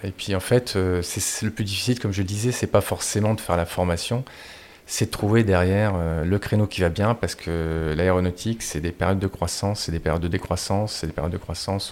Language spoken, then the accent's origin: French; Marcq-en-Barœul, Hauts-de-France, France; moved away as an adult; also born or lived in Lille / Thailand; je suis issu du nord de la France. j'ai fait tout mon parcours dans une même école à Marc-en-Barœul.